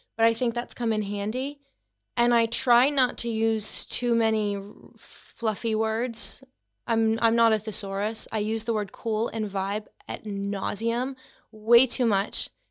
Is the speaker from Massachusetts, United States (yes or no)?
yes; Boston, Massachusetts, United States; moved away; I'm from Boston in the U S, so, um, you may tell by my accent